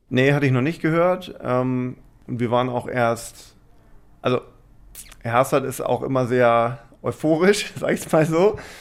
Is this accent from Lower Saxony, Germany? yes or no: yes; Lüchow, Lower Saxony, Germany; born or raised there